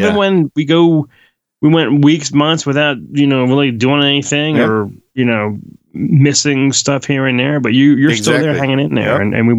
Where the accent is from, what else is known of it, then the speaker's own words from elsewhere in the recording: Quakertown, Pennsylvania, United States; They're in my hometown.